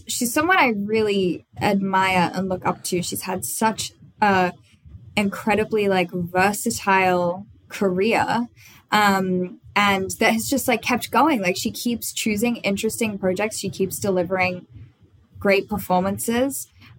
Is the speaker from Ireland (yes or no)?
no; Australia; accent: Australian; I could not play Katie with an Australian accent because I learned all her lines as an American.